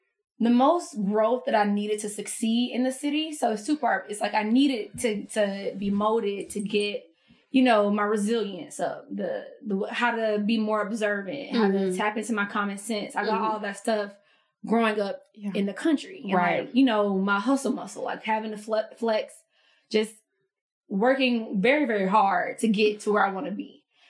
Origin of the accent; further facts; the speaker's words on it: United States; Ooh, again, I'm from the country. So I've never lived in a city. I've never, like, the closest city to my hometown is Albany.